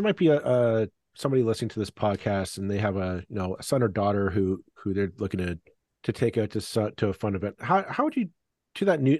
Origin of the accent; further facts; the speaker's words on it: Halifax, Nova Scotia, Canada; moved away; I'm originally from Halifax